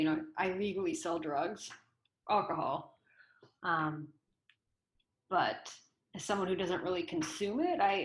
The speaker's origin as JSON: {"language": "English", "region": "Michigan", "country": "United States", "tie": "born or raised there", "also_born_or_lived": "Oregon", "moved": "yes", "said": "I grew up in Michigan, but I moved to Oregon"}